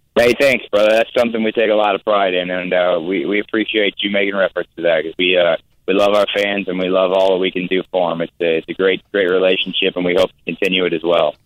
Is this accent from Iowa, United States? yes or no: yes; Iowa, United States; also born or lived in Tampa, Florida; I'm from Iowa, man. I grew up in the Midwest. Uh, I still live there